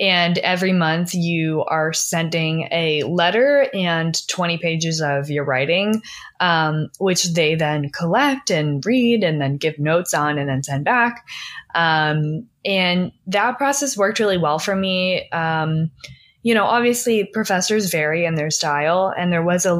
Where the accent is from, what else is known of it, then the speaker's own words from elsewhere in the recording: Philadelphia, Pennsylvania, United States; now in Los Angeles, United States; I'm from Philly